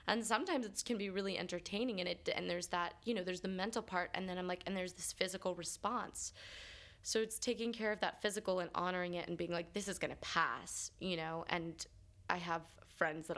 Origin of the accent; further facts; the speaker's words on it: New York, United States; also born or lived in Los Angeles / Pittsburgh; I just remember being a little kid growing up here